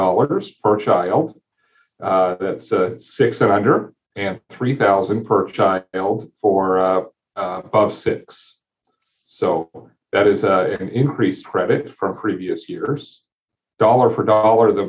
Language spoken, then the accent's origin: English; Lynden, Washington, United States; we live in Linden. I grew up in Linden. My roots are here.